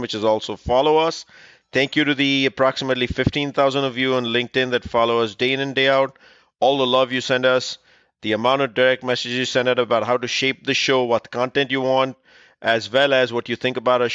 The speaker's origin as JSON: {"language": "English", "region": "California", "country": "United States", "said": "California, my home state"}